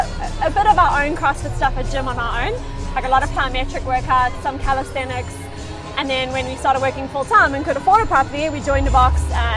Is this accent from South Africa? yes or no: yes; South Africa; moved away; South Africa.